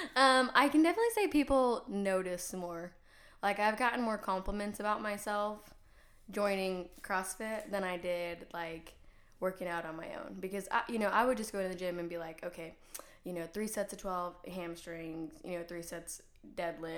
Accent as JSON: {"language": "English", "town": "Dalhart", "region": "Texas", "country": "United States", "moved": "yes", "lives_now": "College Station, United States", "said": "I'm from Dalhart, Texas, so 10 hours north of here. Really far from home"}